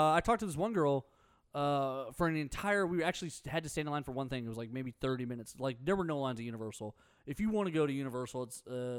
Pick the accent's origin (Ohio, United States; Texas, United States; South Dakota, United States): Texas, United States; Houston; We're from Texas.